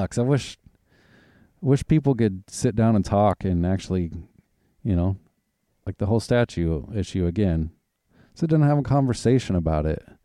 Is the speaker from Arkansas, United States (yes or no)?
yes; Arkansas, United States; also born or lived in Oklahoma; now in Washington, United States; I grew up in Arkansas and when we moved to Oklahoma